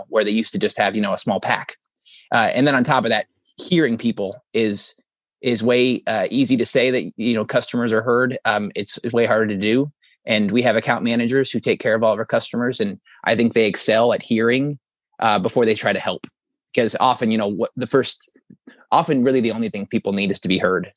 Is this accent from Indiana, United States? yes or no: yes; Elkhart, Indiana, United States; I grew up in Elkhart County, which is northern Indiana. I'm about 3 hours south of it now